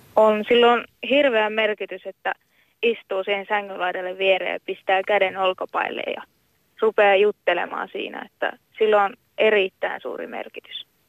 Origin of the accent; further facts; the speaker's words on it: Kainuu, Finland; now in Kokkola, Finland; mä oon Kainuusta alkuperäisin kotosi